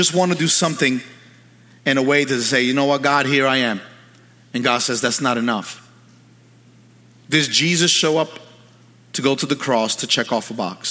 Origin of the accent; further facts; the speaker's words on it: New York City, New York, United States; now in Pennsylvania, United States; When I was a kid, I grew up in New York City